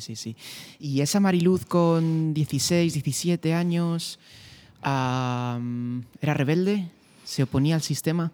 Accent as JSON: {"language": "Spanish", "town": "Fuentidueña de Tajo", "region": "Community of Madrid", "country": "Spain", "said": "ser de Fuentidueña"}